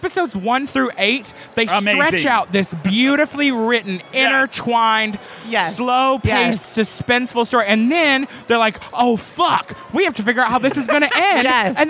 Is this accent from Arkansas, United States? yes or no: yes; Arkansas, United States